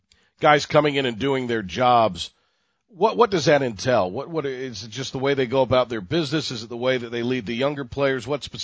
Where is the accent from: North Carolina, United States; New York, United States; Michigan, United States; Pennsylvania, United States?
North Carolina, United States; eastern; But we grew up in the East, and we grew up at a time where not every game was on television.